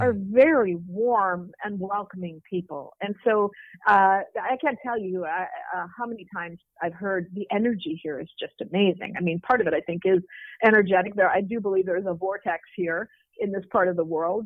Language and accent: English; Minnesota, United States; moved away as an adult; now in Mexico; I grew up in Minnesota. I grew up on the water.